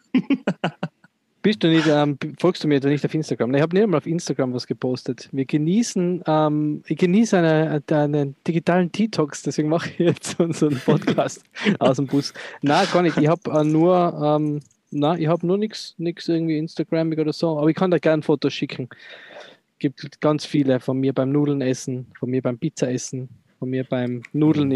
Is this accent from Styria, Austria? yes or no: no; Tyrol, Austria; Als Tiroler